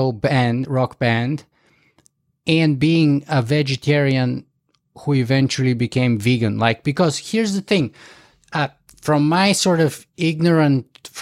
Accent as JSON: {"language": "English", "country": "Bulgaria", "tie": "born or raised there", "said": "I was growing up in Bulgaria"}